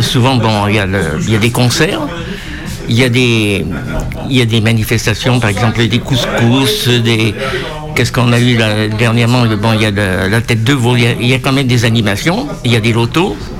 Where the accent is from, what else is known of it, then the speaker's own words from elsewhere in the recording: Limousin, France; also born or lived in Paris region; now in Ouessant, France; suis originaire du Limousin. J'ai atterri à Ouessant en retraite. Sinon, j'ai vécu dans la région parisienne pendant 37 ans